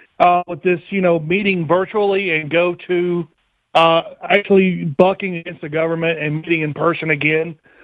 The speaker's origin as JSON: {"language": "English", "area": "Chilton County", "region": "Alabama", "country": "United States", "tie": "born or raised there", "moved": "yes", "lives_now": "Indiana, United States", "said": "I was born and raised in Chilton County."}